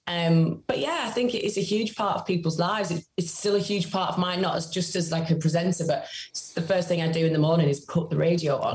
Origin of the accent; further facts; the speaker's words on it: Carlisle, North West England, United Kingdom; I'm from Cumbria, from Carlisle, which is a very small city in a very rural county.